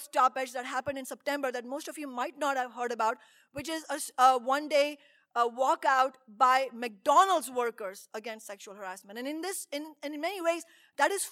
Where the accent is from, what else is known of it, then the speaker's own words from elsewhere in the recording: India; moved away; all the way from India, my home country